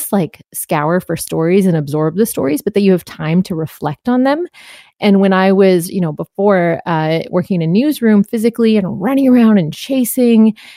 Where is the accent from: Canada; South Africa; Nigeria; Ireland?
Canada; being Canadian